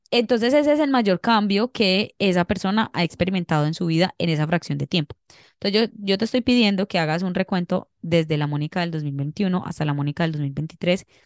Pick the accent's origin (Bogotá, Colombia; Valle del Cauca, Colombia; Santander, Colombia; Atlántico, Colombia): Valle del Cauca, Colombia; Cali; sí soy, sí soy.